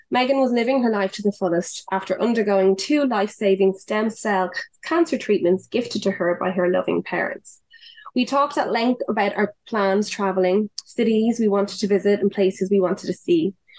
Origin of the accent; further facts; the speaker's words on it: Dublin, Leinster, Ireland; I was from Dublin